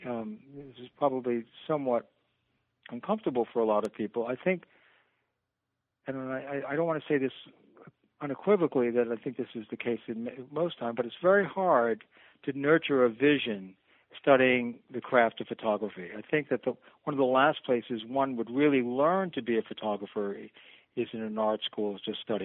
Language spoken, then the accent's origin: English; New York City, New York, United States; I'm a New Yorker, and so I was home in Manhattan